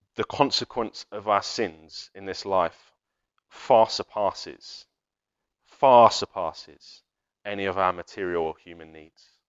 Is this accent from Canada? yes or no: no; United Kingdom; We're, we're British